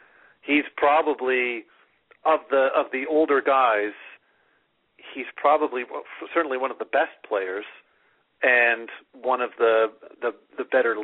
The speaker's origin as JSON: {"language": "English", "country": "Canada", "said": "As a Canadian, I am just glad that Marc-Andre Fleury wasn't even invited to camp."}